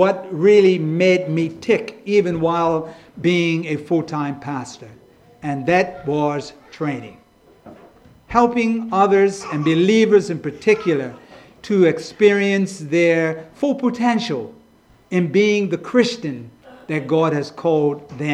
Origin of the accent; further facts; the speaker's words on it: Bermuda; moved away as an adult; now in England; I'm from Bermuda.